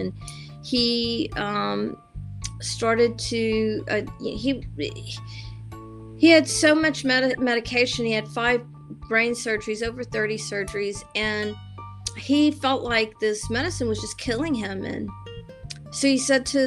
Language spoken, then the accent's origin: English; the South, United States; I was raised Catholic in the South